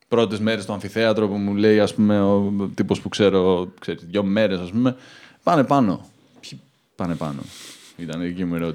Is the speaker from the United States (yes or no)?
yes; United States; Greek is a second language; now in Athens, Greece; Μεγάλωσα στην Αμερική, ήρθα στην Αθήνα 7 χρόνια.